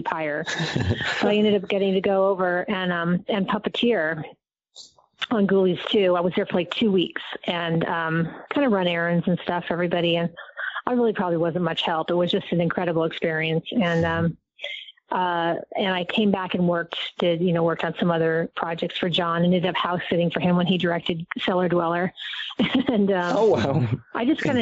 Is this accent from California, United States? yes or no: yes; Southern California, United States; also born or lived in Agoura Hills; I grew up in Southern California